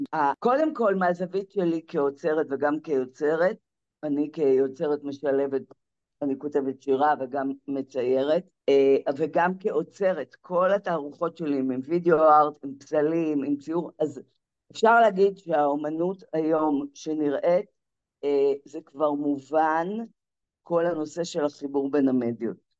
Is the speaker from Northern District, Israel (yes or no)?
no; Zikhron Ya'akov, Haifa District, Israel; זיכרון יעקב, זה הבית, ש... זה המקום שצמחתי בו